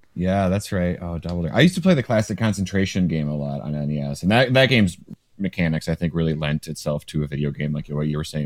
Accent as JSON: {"language": "English", "region": "Michigan", "country": "United States", "tie": "born or raised there", "said": "I grew up in Michigan"}